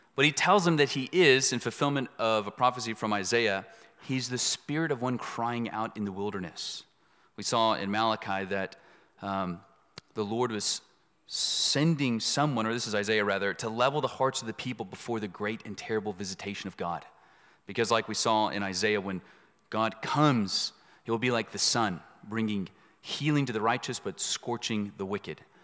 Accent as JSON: {"language": "English", "town": "Dallas", "region": "Texas", "country": "United States", "tie": "born or raised there", "also_born_or_lived": "East Los Angeles, California", "said": "I was born in East L A. I grew up in Dallas"}